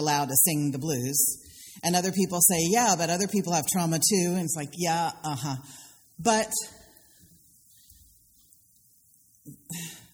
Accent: the Carolinas, United States; moved away; also born or lived in Philadelphia; In my Southern culture, I come from the Carolinas and from white people in Philadelphia

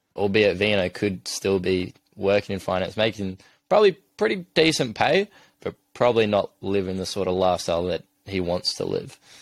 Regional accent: Adelaide, South Australia, Australia; moved away as an adult; now in Sydney, Australia; I'm obviously from Adelaide originally

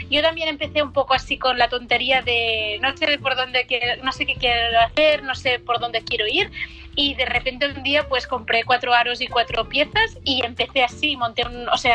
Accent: Barcelona, Catalonia, Spain; soy de Barcelona, de aquí España

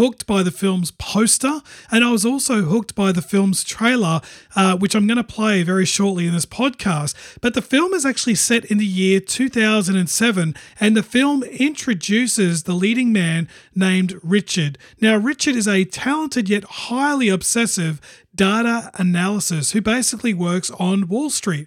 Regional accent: Australia; I'm from Australia

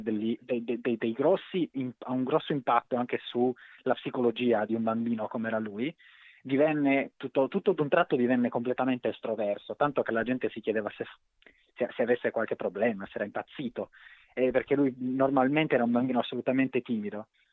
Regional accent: Cagliari, Sardinia, Italy; moved away; Io sono di Cagliari, sono originariamente di Cagliari, poi non ci vivo da tanto tempo, ma un po' l'accento è rimasto

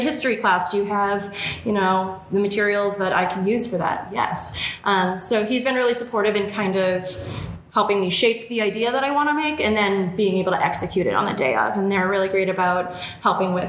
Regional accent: Worcester, Massachusetts, United States; Worcester because this is my hometown

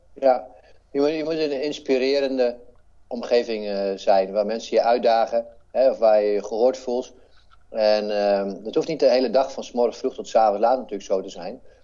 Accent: Netherlands; hier waar ik vandaan kom, eh, uit, uit Heren

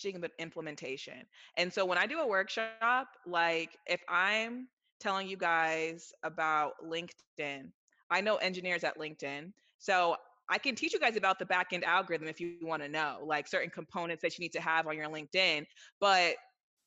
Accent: Silicon Valley, California, United States; I'm from Silicon Valley, so grew up around all that stuff

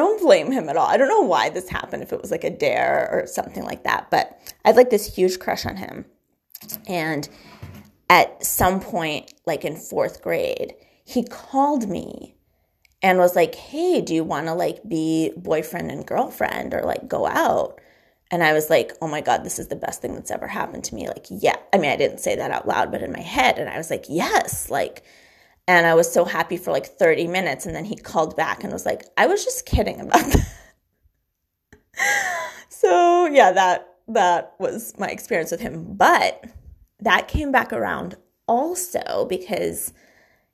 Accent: Weston, Massachusetts, United States; also born or lived in Newton; in the middle of fifth grade, I moved from Newton to Weston

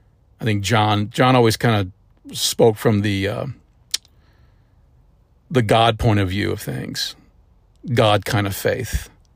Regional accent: St. Louis, Missouri, United States; I was up in St. Louis. I grew up in St. Louis.

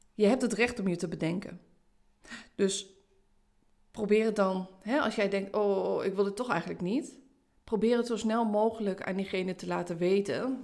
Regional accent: Haaksbergen, Overijssel, Netherlands; Zeker hier in Twente, hè, ik, ik kom uit Haaksbergen.

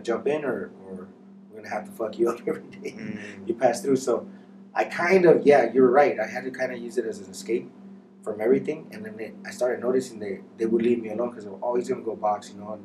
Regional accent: Santa Ana, California, United States; I grew up in Santa Ana in the 90s

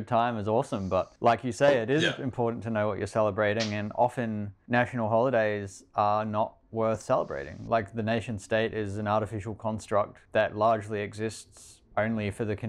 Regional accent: New Zealand; moved away as an adult; now in Australia; I was born in Australia, but as a New Zealand citizen, and then I grew up in New Zealand after moving there as a child, and now I've moved back to Australia and have lived here for 8 or 9 years or something.

